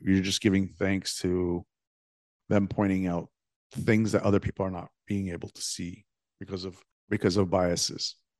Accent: Toronto, Ontario, Canada; when I was a kid growing up in Toronto

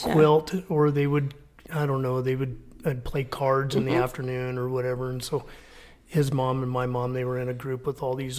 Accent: New Raymer, Colorado, United States; also born or lived in Fort Morgan, Colorado; I grew up on the Morgan County line, so I went to school in Fort Morgan.

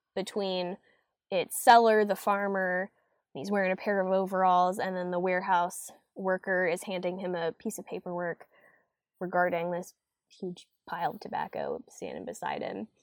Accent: Fuquay-Varina, North Carolina, United States; growing up in Fuquay and being a North Carolina native

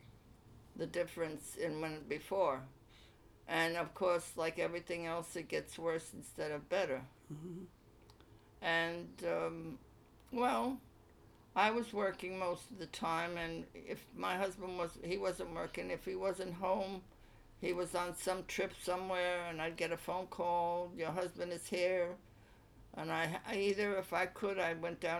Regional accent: Cleveland, Ohio, United States; I was born in Cleveland, Ohio.

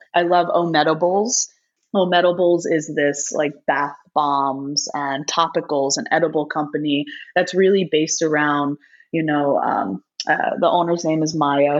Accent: New York, United States; also born or lived in East Coast; now in Los Angeles, United States; I am a New Yorker

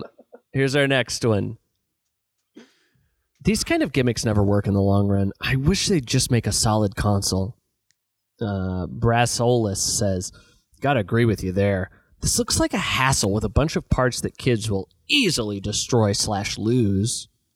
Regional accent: Los Angeles, California, United States; I'm from Los Angeles, and I can't get a ticket.

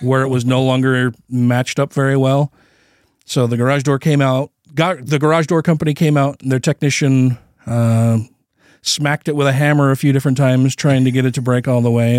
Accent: United States; I'm an American

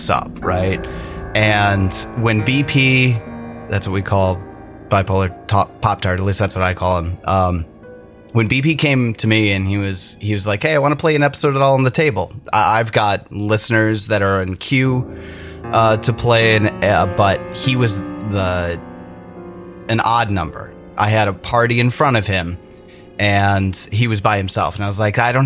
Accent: Minnesota, United States; we're all from Minnesota

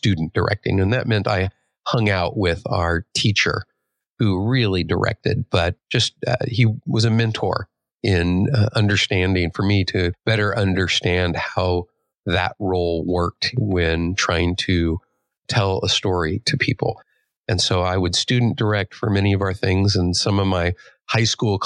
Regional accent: Los Angeles, California, United States; I grew up in Southern California

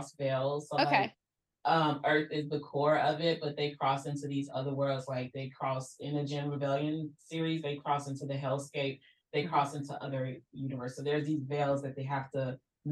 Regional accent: Chicago, Illinois, United States; I'm from Chicago

